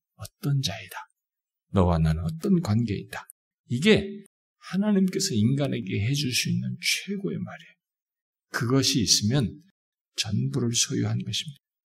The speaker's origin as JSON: {"language": "Korean", "country": "South Korea"}